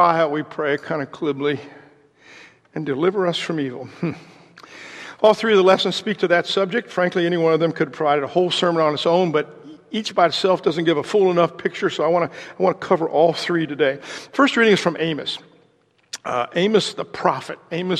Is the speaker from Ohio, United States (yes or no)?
yes; Ohio, United States; moved away; also born or lived in Indiana; I was originally from Ohio